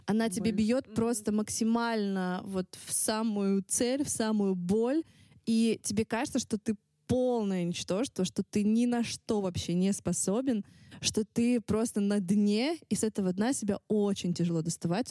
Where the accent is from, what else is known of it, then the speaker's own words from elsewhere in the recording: Russia; accent: Russian accent (in English); мой русский акцент